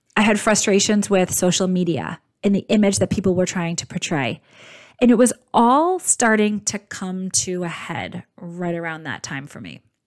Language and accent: English; outside Boston, Massachusetts, United States; I grew up outside Boston in a very blue collar household